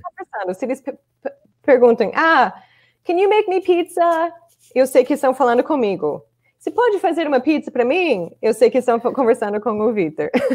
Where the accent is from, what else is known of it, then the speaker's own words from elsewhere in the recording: Chicago, Illinois, United States; accent: Chicago; Portuguese is a second language; moved away as an adult; also born or lived in Brazil; now in Orlando, United States; onde eu cresci, em Chicago